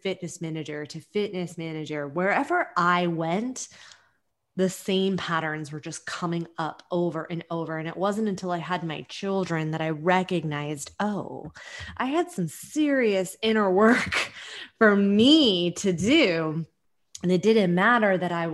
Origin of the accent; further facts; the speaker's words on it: California Bay Area, United States; now in New York, United States; So I live in New York and I'm from the California Bay Area, and I moved to New York